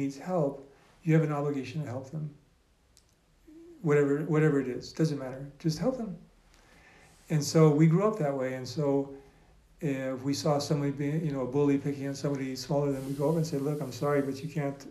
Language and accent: English; Alaska, United States; now in Safed, Israel; I grew up in Alaska